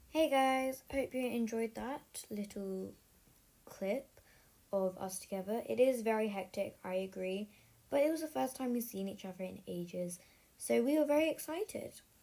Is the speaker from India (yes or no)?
no; United Kingdom; I'm British